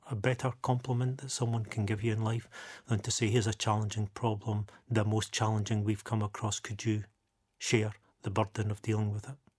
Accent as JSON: {"language": "English", "town": "Dundee", "region": "Scotland", "country": "United Kingdom", "tie": "born or raised there"}